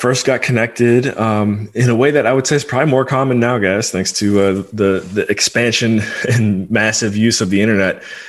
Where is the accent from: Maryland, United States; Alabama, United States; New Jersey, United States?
Maryland, United States; Rockville; also born or lived in Washington, D.C.; Born and raised in Rockville, Maryland. That's the DMV for all of my Washington, D.C. relatives out there.